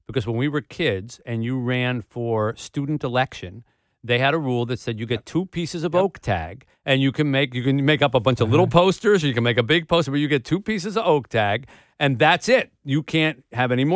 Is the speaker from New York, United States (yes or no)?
no; New Jersey, United States; now in Detroit, United States; my growing up in the East